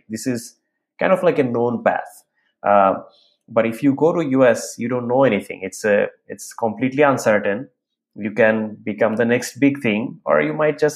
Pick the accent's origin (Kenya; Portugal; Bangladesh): Bangladesh; moved away as an adult; now in United States; after graduating from my undergrad, I was working in an airlines company in Bangladesh